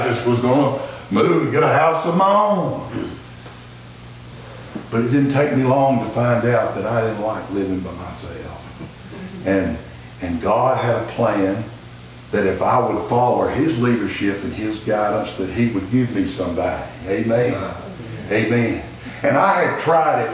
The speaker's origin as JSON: {"language": "English", "town": "Pinson", "region": "Alabama", "country": "United States", "tie": "born or raised there", "also_born_or_lived": "Blount County, Alabama", "said": "I grew up in Jefferson County in the what we call the Mount Pinson area"}